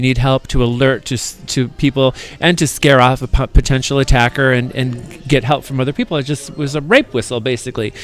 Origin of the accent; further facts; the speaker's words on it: Michigan, United States; also born or lived in Grand Rapids, Michigan; now in San Francisco, United States; when I was growing up in Michigan